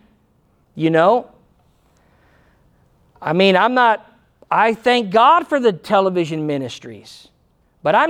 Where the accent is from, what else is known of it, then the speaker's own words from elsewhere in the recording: United States; I'm Christian first. I'm American second